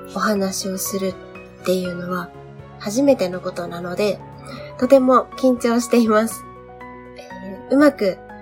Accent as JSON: {"language": "Japanese", "area": "Kyushu", "region": "Saga", "country": "Japan", "tie": "born or raised there", "moved": "as an adult", "lives_now": "Tokyo, Japan", "said": "地元が九州で、今住んでいるのは東京で"}